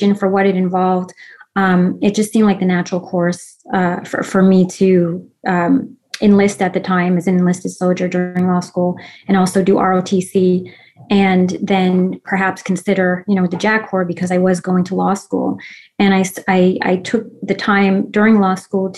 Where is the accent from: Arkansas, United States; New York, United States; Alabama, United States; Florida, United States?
New York, United States; New York City; I was an Army brat. Both of my parents served. They actually met while stationed in Germany. I have extended, family on both sides who served in all the branches of service. And I grew up actually on the Army base, Fort Hamilton in Brooklyn, New York.